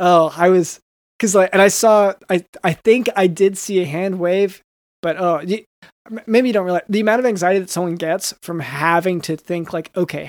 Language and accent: English; United States; I'm full-on American, you know?